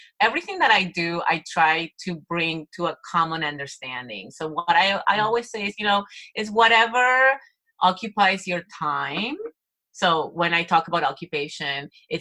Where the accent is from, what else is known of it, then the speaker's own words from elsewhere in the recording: Argentina; moved away; I'm from Latin America. I'm from Argentina.